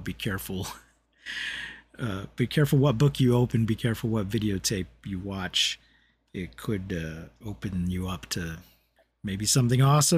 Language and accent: English; Boston, Massachusetts, United States; born there; I'm not from. I was born in Boston.